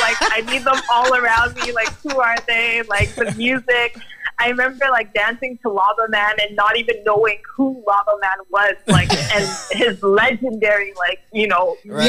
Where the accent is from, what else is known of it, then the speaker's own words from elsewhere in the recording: Toronto, Ontario, Canada; So I was born in Toronto, actually. I'm Canadian born, and then my background is Jamaican and Guyanese.